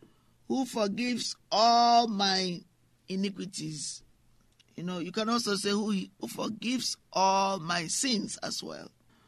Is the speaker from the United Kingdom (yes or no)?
yes; England, United Kingdom; also born or lived in France; or sometimes when I grew up in England, because I saw things that were very unsettling.